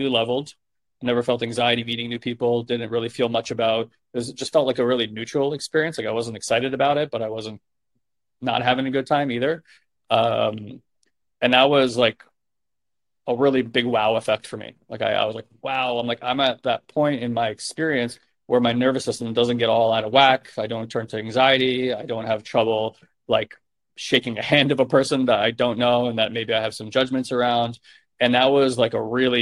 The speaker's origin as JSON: {"language": "English", "region": "New York", "country": "United States", "said": "I'm a New Yorker"}